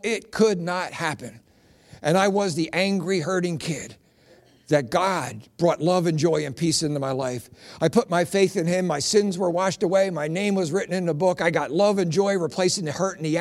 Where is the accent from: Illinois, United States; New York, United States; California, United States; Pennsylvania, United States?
Pennsylvania, United States; Philadelphia; I grew up in South Philly